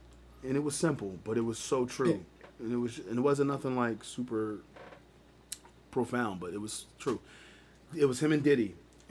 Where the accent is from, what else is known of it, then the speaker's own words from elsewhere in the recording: Philadelphia, Pennsylvania, United States; I'm from West Philly